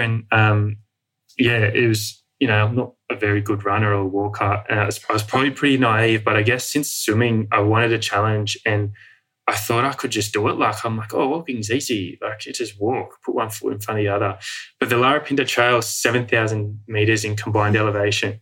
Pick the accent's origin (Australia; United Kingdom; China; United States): Australia; Sydney, New South Wales; moved away as an adult; also born or lived in Outback Australia; growing up in the Western world and in Sydney